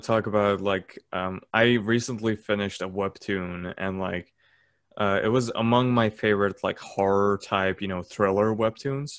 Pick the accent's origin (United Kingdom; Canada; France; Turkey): Turkey; accent: Turkish; my Turkish accent